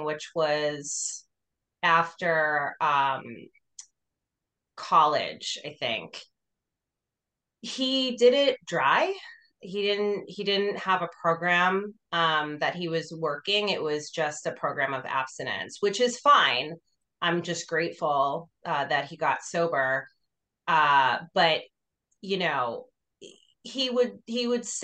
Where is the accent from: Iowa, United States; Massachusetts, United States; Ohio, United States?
Massachusetts, United States; Boston; moved away as an adult; also born or lived in New York City, United States / Los Angeles, United States; now in Austin, United States; I lived in a suburb about 25 minutes north of Boston